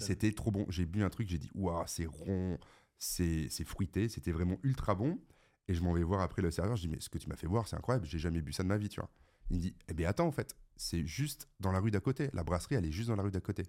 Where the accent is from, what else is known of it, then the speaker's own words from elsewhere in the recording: the North, France; Je viens quand même du Nord